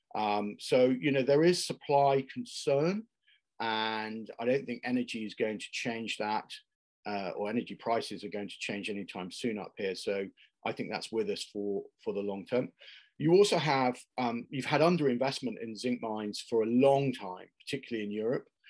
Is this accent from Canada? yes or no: no; United Kingdom; also born or lived in Ireland; I'm, I'm British uh, and Irish by background